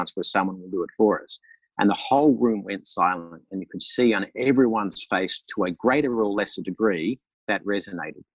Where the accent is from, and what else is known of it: Australia